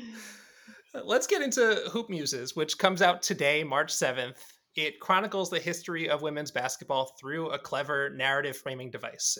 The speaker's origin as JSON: {"language": "English", "town": "New York City", "region": "New York", "country": "United States", "tie": "born or raised there", "said": "I grew up in New York"}